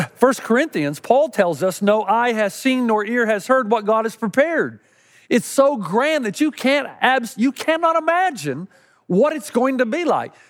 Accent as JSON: {"language": "English", "region": "East Tennessee", "country": "United States", "tie": "born or raised there", "said": "Growing up in East Tennessee"}